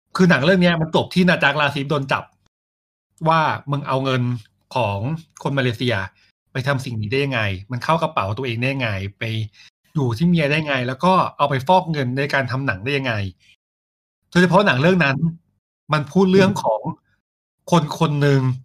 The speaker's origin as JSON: {"language": "Thai", "country": "Thailand", "said": "เราเป็นคนไทย"}